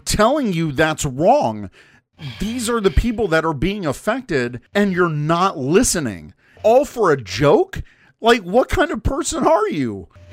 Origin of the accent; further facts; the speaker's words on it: United States; now in Chicago, United States; as an American